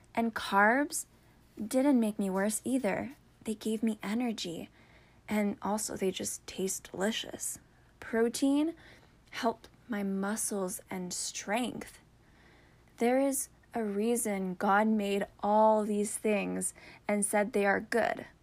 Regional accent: Canada; I'm French

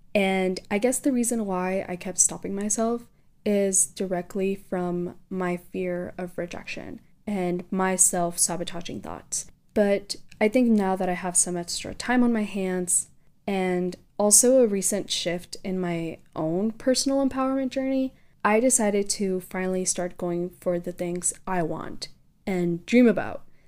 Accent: South Texas, United States; also born or lived in Mexico; I am proudly from South Texas and Mexico

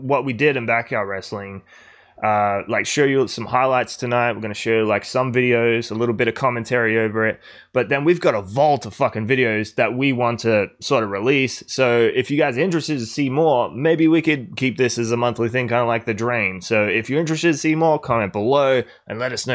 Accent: Adelaide, South Australia, Australia

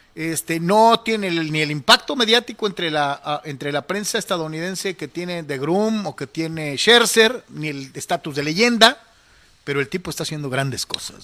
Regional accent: Mexico; aficionado mexicano

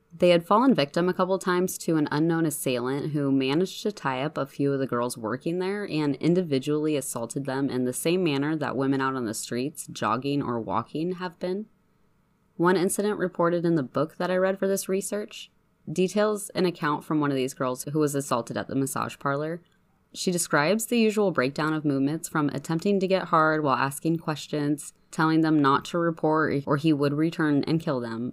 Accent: Spokane, Washington, United States; Spokane is my hometown

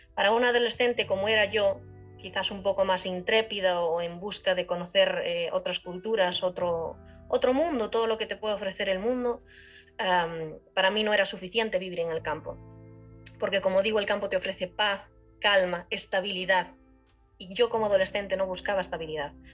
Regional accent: Galicia, Spain; moved away as an adult; also born or lived in Ireland; Yo soy de España, concretamente de Galicia. Y crecí en el campo

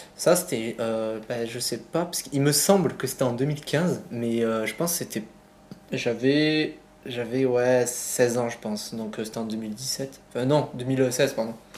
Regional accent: Sète, Occitania, France; now in Montpellier, France; je suis né à Sète, donc une petite ville dans le sud

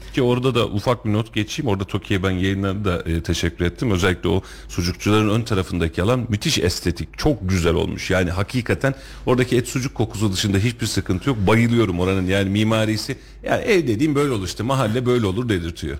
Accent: Kuşçu, Kayseri Province, Turkey; Kuşçu benim köyüm

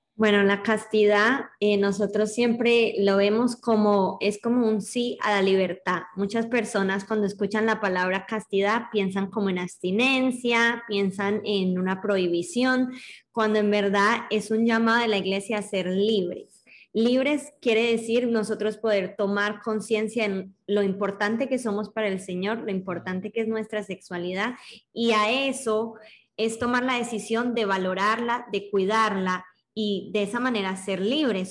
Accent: Colombia; tengo 24 años, soy de Colombia

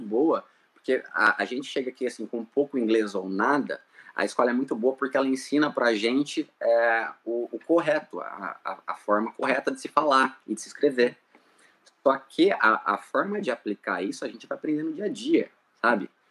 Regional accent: Lins, São Paulo, Brazil; moved away; eu sou de Lins, interior de São Paulo, uma cidade muito pequena, sabe?

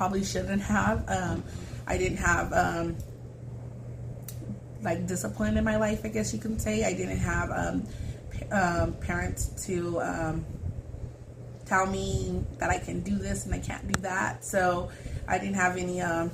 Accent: Fresno, California, United States; now in Madera, United States; I grew up in Fresno with my grandparents.

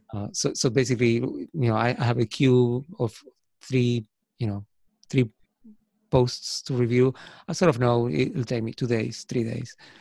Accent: Argentina; first language Spanish; English is a second language; moved away as an adult; also born or lived in United States; now in Ireland; I was born in Argentina

